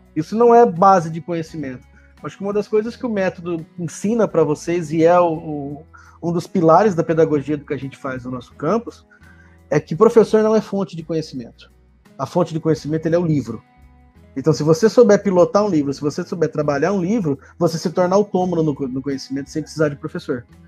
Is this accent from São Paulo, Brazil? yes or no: yes; interior of São Paulo, Brazil; moved away; also born or lived in Lagarto, Sergipe; minha terra, hein? Interior de São Paulo